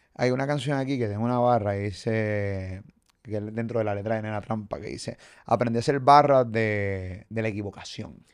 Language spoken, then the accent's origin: Spanish; Puerto Rico; como puertorriqueño